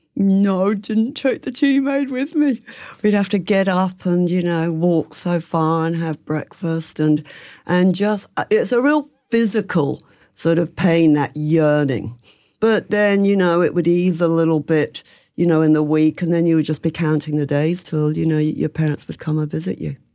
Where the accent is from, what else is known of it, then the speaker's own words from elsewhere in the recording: England, United Kingdom; moved away as an adult; also born or lived in London; now in Melbourne, Australia; I'm from England